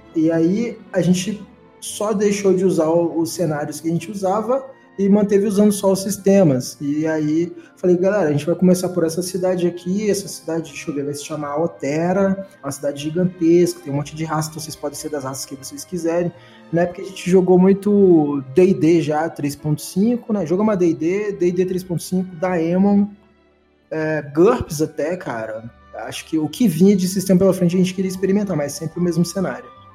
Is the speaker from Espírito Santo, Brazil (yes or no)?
yes; Vitória, Espírito Santo, Brazil; eu cresci no Morro do Bairro da Penha, que é a, é a favela mais perigosa do Espírito Santo, né? Em Vitória.